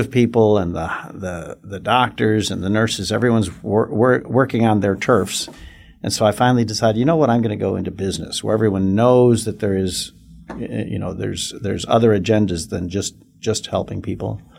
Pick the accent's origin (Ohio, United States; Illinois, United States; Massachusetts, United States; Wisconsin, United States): Illinois, United States; Chicago; moved away as an adult; also born or lived in Denver; now in Fort Worth, United States; I, am a fifth generation Chicagoan. I grew up in the South Side of Chicago